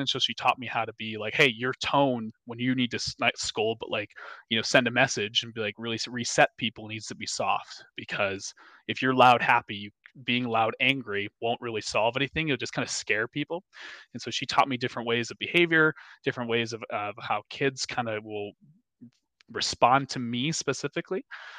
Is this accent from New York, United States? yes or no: no; Minnesota, United States; because I have blonde hair, blue eyes, and I'm from Minnesota, so like I love butter.